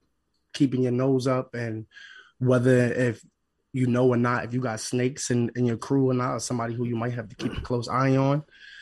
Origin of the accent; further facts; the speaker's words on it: New York City, New York, United States; I'm from East New York, Brooklyn. So coming up in the hood